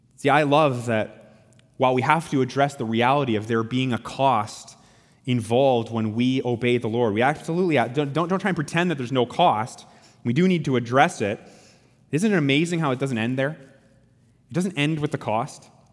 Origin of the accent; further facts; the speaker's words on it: Canada; as Canadian Christians